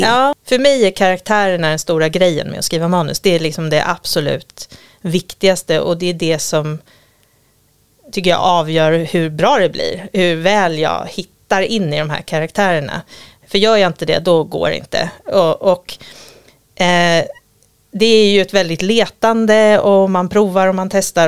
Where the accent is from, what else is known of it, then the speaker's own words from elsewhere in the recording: Gotland, Sweden; moved away; jag kommer från Gotland och så har vi en liten sommarstuga precis vid stranden som vi hade när jag var liten